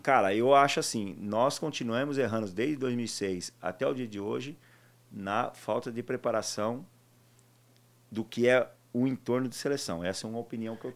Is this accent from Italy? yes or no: no; Taquaritinga, São Paulo, Brazil; moved away; also born or lived in Jaú / Barcelona; natural de Taquaritinga